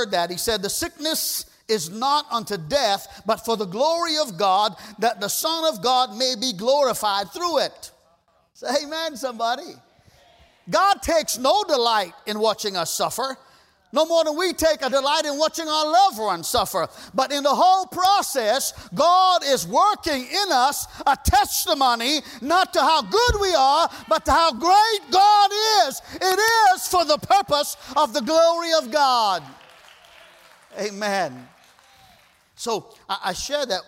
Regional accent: Trinidad & Tobago; moved away; We grew up together in Trinidad

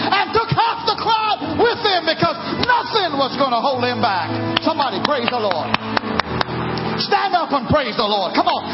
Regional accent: Trinidad & Tobago; now in United States; I'm American now, former Caribbean Trinidad

